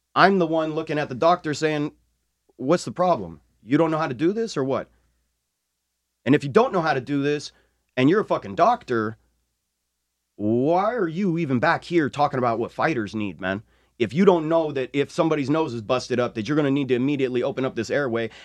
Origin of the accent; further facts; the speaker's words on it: New Mexico, United States; we are from New Mexico, one of the only states to allow Native American indigenous religious practice